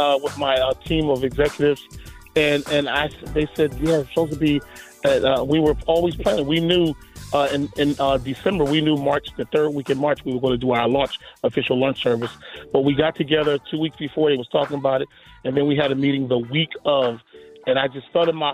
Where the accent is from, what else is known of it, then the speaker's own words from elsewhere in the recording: New Jersey, United States; accent: up north; also born or lived in Durham, North Carolina; I came from South Jersey, small church. We were raised Church of God in Christ, but my father was the pastor